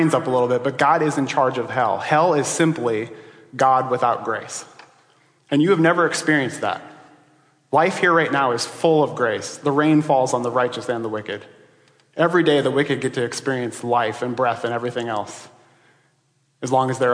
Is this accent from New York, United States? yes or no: no; Iowa, United States; I grew up in Iowa, but I didn't grow up in that part of Iowa.